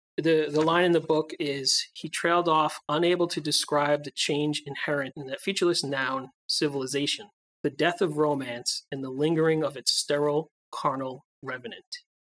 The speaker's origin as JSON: {"language": "English", "country": "United States", "said": "we as Americans"}